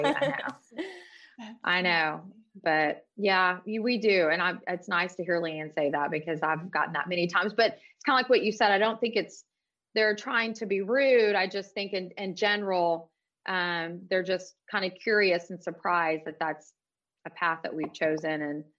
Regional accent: Houston, Texas, United States; now in Dallas, United States; I'm from Houston originally. I moved back to Houston

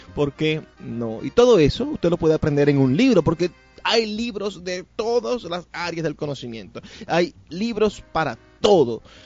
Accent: Zulia, Venezuela; nosotros podemos ser lo más zulianos

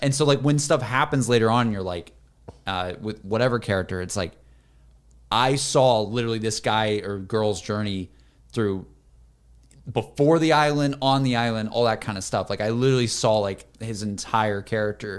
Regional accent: Alabama coast, United States; moved away; also born or lived in Austin; I wanna go visit my hometown. 'Cause I haven't been in my hometown in, like, ye-, I, I, maybe two years. Like, going back to Alabama

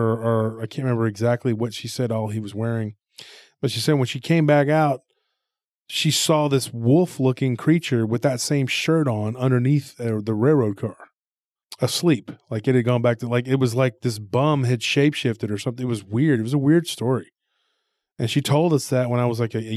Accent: Taylor, Texas, United States; my hometown, which is, you know, full of stories about Dogman

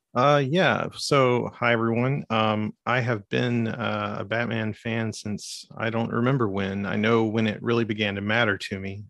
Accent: Arkansas, United States; I'm from Arkansas

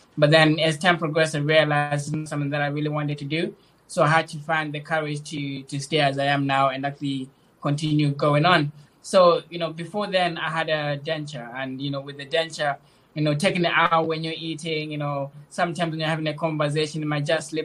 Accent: Zimbabwe; now in England, United Kingdom; I was born in Zimbabwe, and when I was a little bit older, around six, my mom moved to, to move to England. Uh, during that time period, I moved around the area to live with different family members until 2030, 2010, when I came here in England

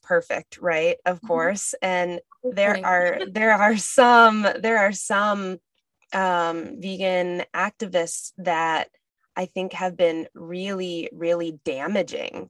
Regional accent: Northern Minnesota, United States; I grew up in Northern Minnesota and grew up hunting and fishing

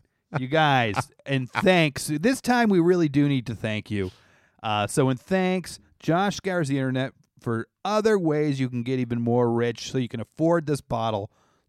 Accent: Canada; I think their French sounds like that. I'm from Canada.

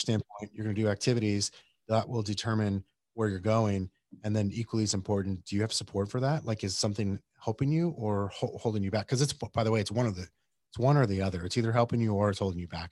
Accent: Yuma, Arizona, United States; I grew up in Yuma, Arizona

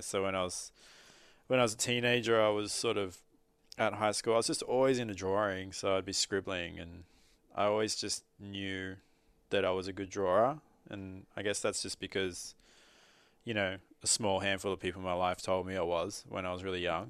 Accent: Sydney, New South Wales, Australia; moved away; I grew up in Sydney and even if we were still living in Sydney

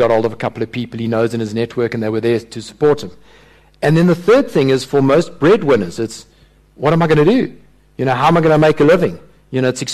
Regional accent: Durban, KwaZulu-Natal, South Africa; moved away as an adult; also born or lived in Johannesburg; I grew up in Durban

